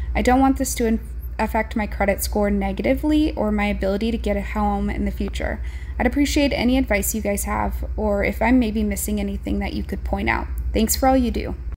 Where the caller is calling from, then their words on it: Montana, United States; I'm calling from Montana.